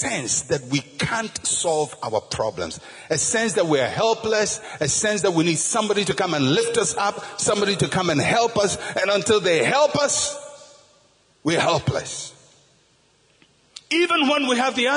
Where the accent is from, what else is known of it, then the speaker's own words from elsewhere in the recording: Ghana; I'm a Ghanaian.